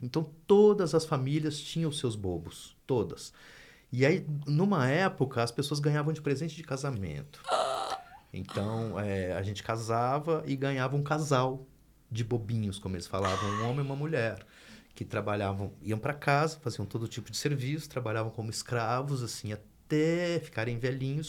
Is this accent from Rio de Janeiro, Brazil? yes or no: no; Minas Gerais, Brazil; Eu sou de Minas Gerais